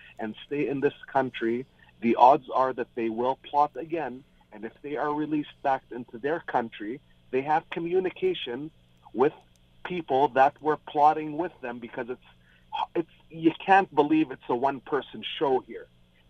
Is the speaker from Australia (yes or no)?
no; Lebanon; also born or lived in Fort McMurray, Canada; now in Canada; I'm Muslim. Open your eyes. Go back to, my goodness, Roy, if I go back to my home country, which is Lebanon.